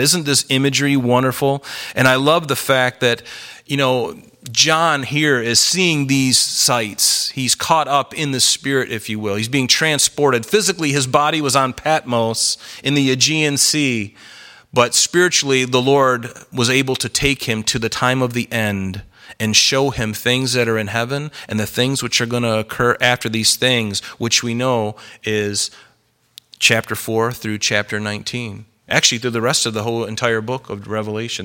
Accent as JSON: {"language": "English", "region": "the South", "country": "United States", "tie": "born or raised there", "said": "I grew up in the South"}